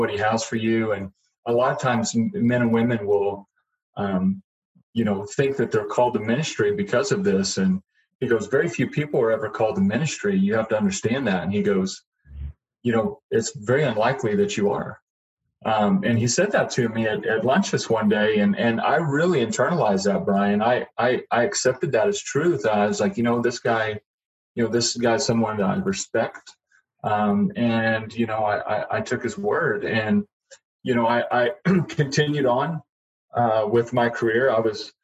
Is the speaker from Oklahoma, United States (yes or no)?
yes; Broken Arrow, Oklahoma, United States; also born or lived in Tulsa, Oklahoma; I grew up in Broken Arrow, was born at St. Francis Hospital here in Tulsa, lived my entire childhood here